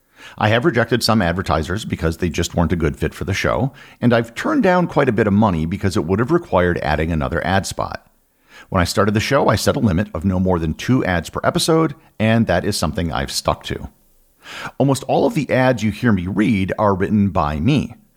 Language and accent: English; United States; I was from the United States